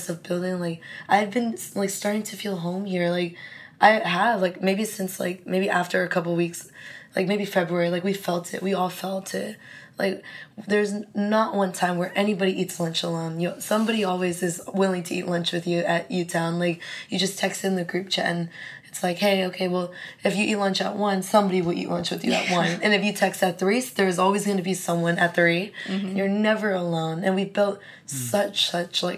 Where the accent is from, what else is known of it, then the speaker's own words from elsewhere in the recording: California, United States; moved away as an adult; also born or lived in Arizona; now in Singapore; I'm from California. I go to school in Arizona, the University of Arizona